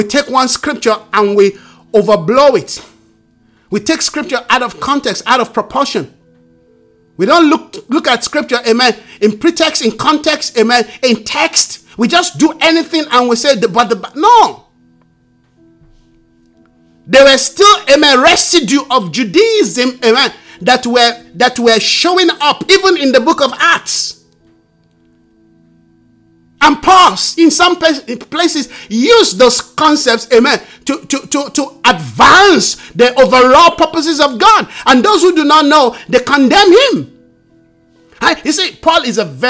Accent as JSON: {"language": "English", "country": "Nigeria", "said": "I'm a Nigerian"}